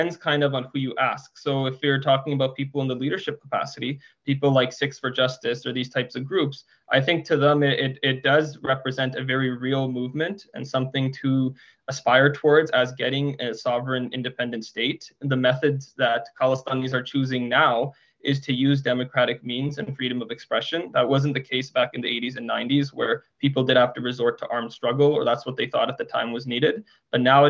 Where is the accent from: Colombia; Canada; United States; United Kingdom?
Canada; Surrey, British Columbia; I grew up in Surrey as well